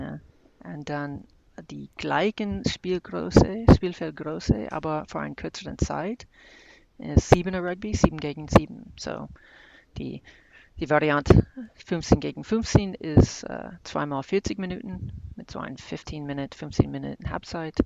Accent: Kansas, United States; now in Heidelberg, Germany; ich komme jetzt aus Kansas und wohne in Heidelberg

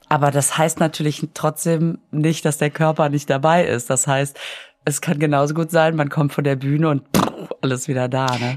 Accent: Düsseldorf, North Rhine-Westphalia, Germany; ich bin ja äh, am Flughafen aufgewachsen

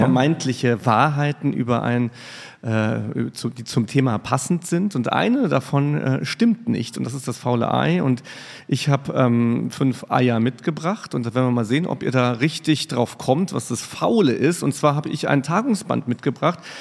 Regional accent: Riegelsberg, Saarland, Germany; now in Mainz, Germany; Ich bin in Riegelsberg aufgewachsen

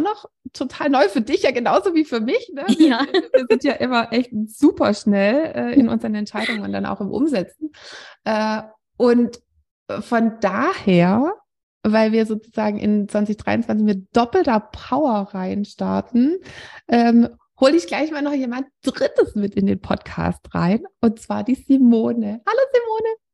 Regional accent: Swabia, Germany; now in Wiesbaden, Germany; wir kommen aus einem Nachbardorf vom Schwäbischen Land

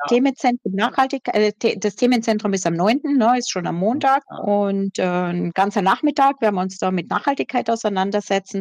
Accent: Austria; accent: Austrian; ich sage jetzt österreichisch, ne, weil ich bin Österreicherin

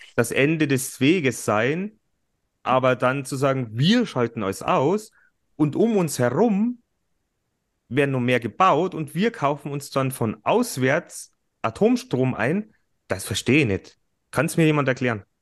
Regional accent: Germany; bei uns in Deutschland

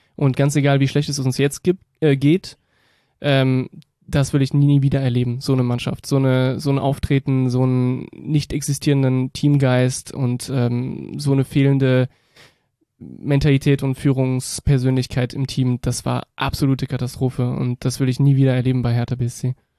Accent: Berlin, Germany; also born or lived in France / Rhineland; now in Cologne, Germany; ich bin äh, ursprünglich aus Frankreich, äh, bin aber in Reinickendorf aufgewachsen, und dann in den Rheinland gezogen

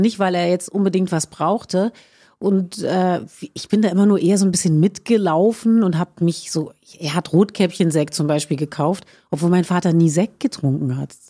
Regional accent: Berlin, Germany; ich bin in Schöneberg geboren

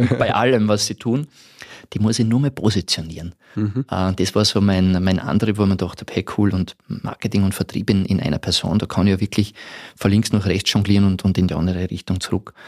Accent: Podersdorf am See, Burgenland, Austria; also born or lived in Tyrol / Vienna; now in Salzburg, Austria; ich bin ein Burgenländer ursprünglich aus Bodersdorf am See

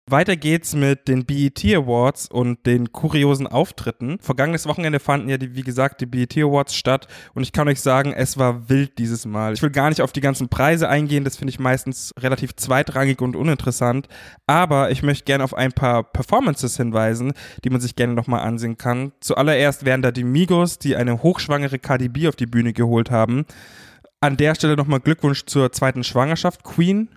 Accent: Munich, Bavaria, Germany; ich als Münchner

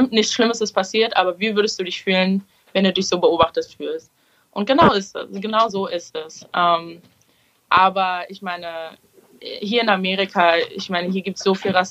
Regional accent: Berlin, Germany; ich bin in Schöneberg aufgewachsen und ich bin mit vielen Türken und Arabern aufgewachsen

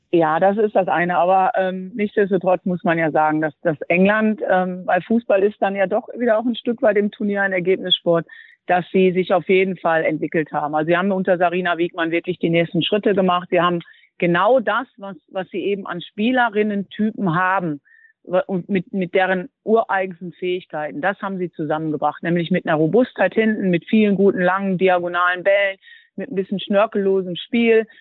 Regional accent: Duisburg, North Rhine-Westphalia, Germany; Duisburg wird immer meine Heimat bleiben

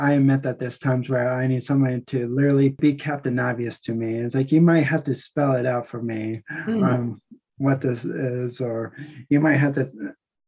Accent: New Jersey, United States; moved away; I was cursing when I was growing up in New Jersey

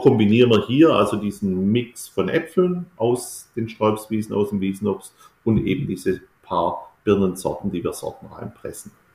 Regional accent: Baden-Württemberg, Germany; bei uns in Württemberg

